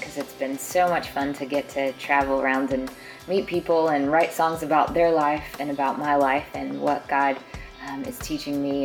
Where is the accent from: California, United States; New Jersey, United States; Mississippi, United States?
Mississippi, United States; Jackson; I grew up in Jackson, Mississippi